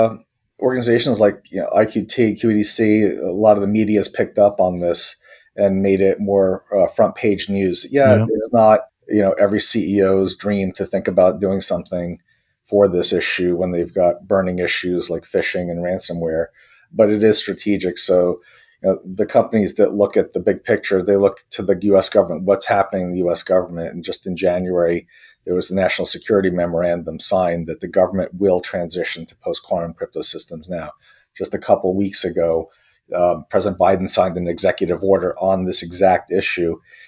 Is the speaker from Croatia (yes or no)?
yes; Croatia; also born or lived in Austria; now in United States; I was born in Croatia in the former Yugoslavia, where I initially grew up, and we ended up having to escape from the country, ended up as a refugee in Austria while we waited for asylum in the U.S.